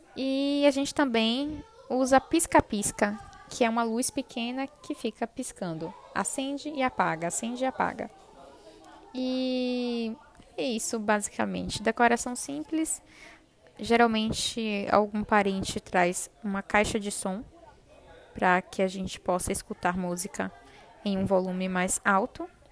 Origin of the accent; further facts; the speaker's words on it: Brazil; nós, brasileiros